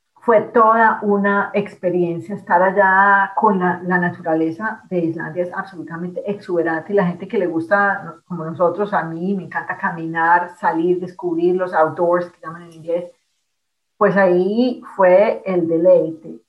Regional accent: Colombia; moved away as an adult; also born or lived in France / Leuven, Belgium; now in Canada; yo salí de Colombia en el año básicamente 93, porque yo, claro, hice, terminé medicina, me gradué, hice el rural

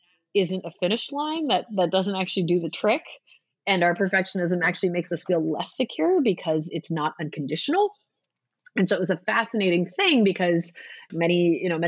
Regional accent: Southern California, United States; I'm from Southern California

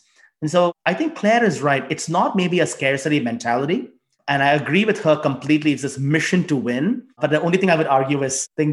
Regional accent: India; also born or lived in China; now in United States; I grew up in India

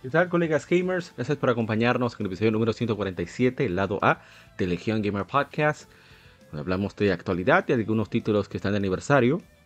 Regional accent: Dominican Republic; Nosotros somos de República Dominicana

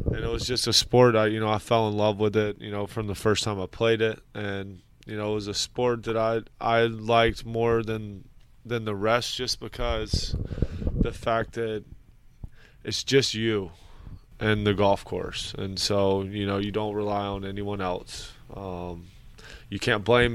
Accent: Columbia, South Carolina, United States; moved away as an adult; now in South Florida, United States; I grew up in Columbia, South Carolina

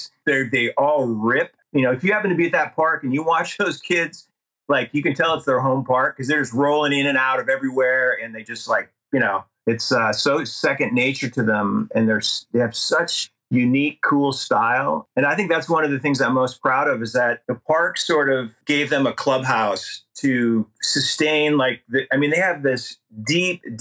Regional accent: North Central Montana, United States; also born or lived in Missoula, Montana; I had this crazy idea to build a skate park in my hometown, which is up in North Central Montana

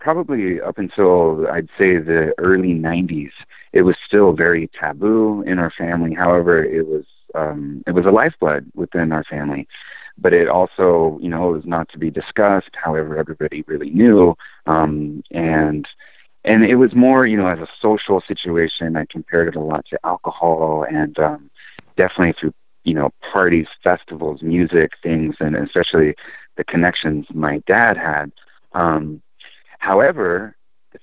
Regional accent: San Diego, California, United States; now in Eugene, United States; growing up as a kid, I'm originally from Southern California, San Diego

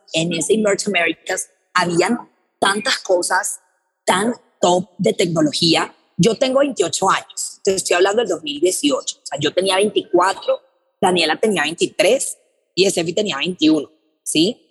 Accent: Colombia; yo tengo 24 años, vengo de Colombia

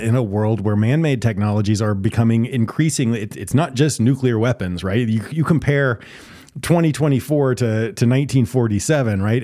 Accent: Texas, United States; I'm a Texas boy. I grew up in Texas

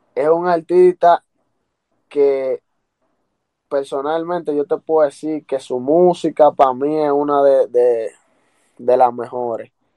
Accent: Santiago de los Caballeros, Santiago, Dominican Republic; me dio a conocer ya a nivel internacional en mi país, República Dominicana

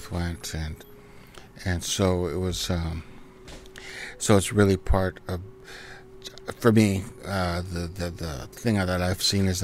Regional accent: Vancouver Island, British Columbia, Canada; also born or lived in Cowichan / Los Angeles / Gulf Islands; now in Vancouver, Canada; I was raised in Nanus Bay with my parents, and then I was raised with my grandparents in Cowichan for 3 years

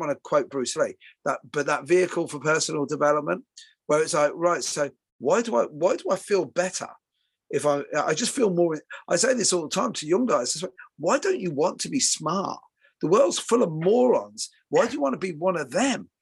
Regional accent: Ireland; now in England, United Kingdom; I'm Irish

